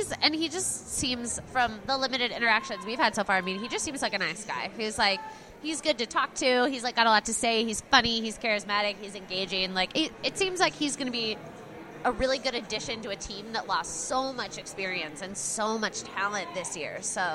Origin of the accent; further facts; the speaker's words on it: Texas, United States; Yeah, I guess I'm from Texas, so the whole like being good at skiing thing just eludes me.